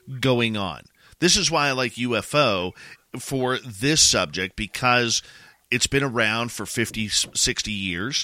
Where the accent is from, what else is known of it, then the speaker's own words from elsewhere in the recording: Canada; myself being Canadian